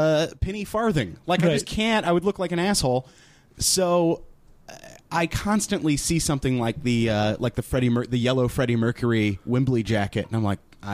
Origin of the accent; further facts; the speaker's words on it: Nashville, Tennessee, United States; I'm from Nashville.